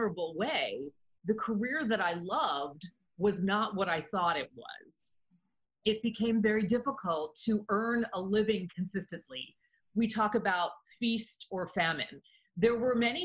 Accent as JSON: {"language": "English", "country": "United States", "tie": "born or raised there", "said": "I was a very focused young woman in high school, growing up in the United States"}